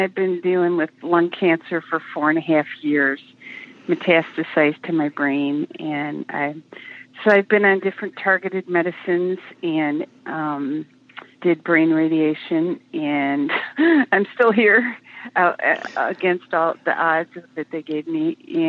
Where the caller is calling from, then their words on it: Olympic Peninsula, Washington, United States; I'm calling from the Olympic Peninsula in Washington State.